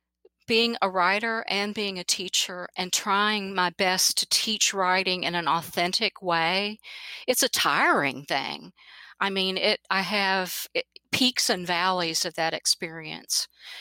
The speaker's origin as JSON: {"language": "English", "region": "Kentucky", "country": "United States", "tie": "born or raised there", "also_born_or_lived": "Kansas", "said": "I was born in Kansas because my dad was in the Air Force, but I moved back to Kentucky when basically I was 6 months old and lived in Eastern Kentucky."}